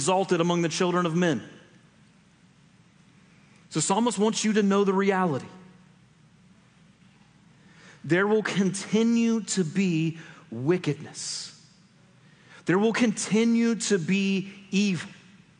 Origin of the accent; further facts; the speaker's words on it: United States; we in the United States